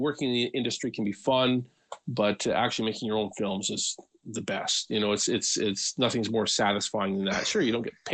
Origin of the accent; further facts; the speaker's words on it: Western Canada, British Columbia, Canada; also born or lived in Alberta; I've lived in Western Canada for all my life, pretty much, mostly BC. Did a little stint in Alberta when I was a kid.